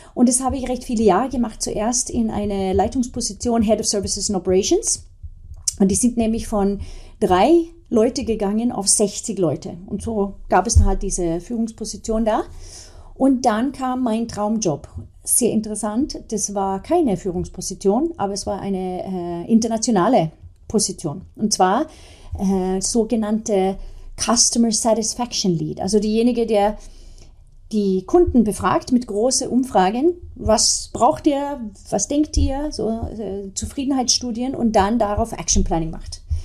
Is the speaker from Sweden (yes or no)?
yes; Sweden; now in Germany; als Kind damals in Schweden